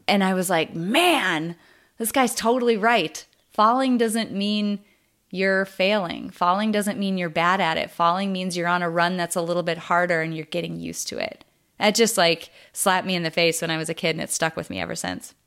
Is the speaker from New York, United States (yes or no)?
no; North Dakota, United States; I'm from North Dakota